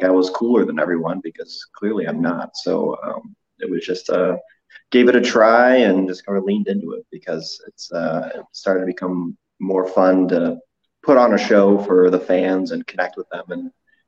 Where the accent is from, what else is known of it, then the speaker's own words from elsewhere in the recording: St. Louis, Missouri, United States; I'm from St. Louis.